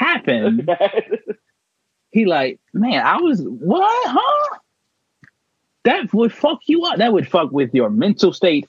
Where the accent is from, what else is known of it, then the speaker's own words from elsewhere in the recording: Chicago, Illinois, United States; I grew up in Chicago.